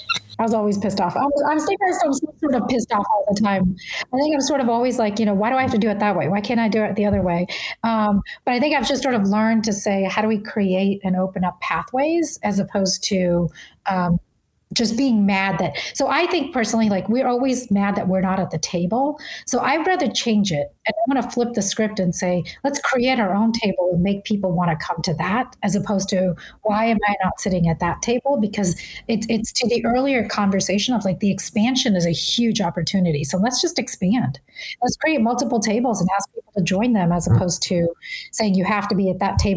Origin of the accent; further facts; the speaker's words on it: the South, United States; I grew up in the South where it was very clear where I stood and people were very clear about it.